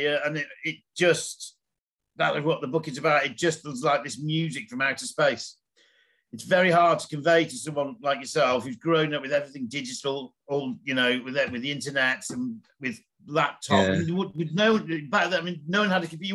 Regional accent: Bolton, North West England, United Kingdom; moved away as an adult; also born or lived in Nottingham; Pete and I grew up in Bolton

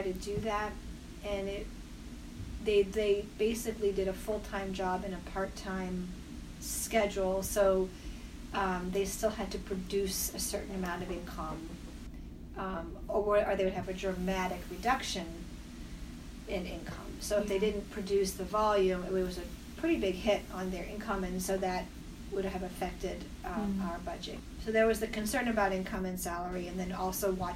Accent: Maine, United States; moved away as an adult; now in Connecticut, United States; I was going to go back to Maine and maybe even my hometown and be a town doc

